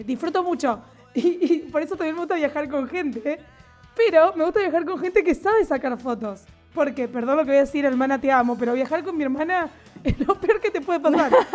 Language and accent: Spanish; Argentina; soy de Argentina.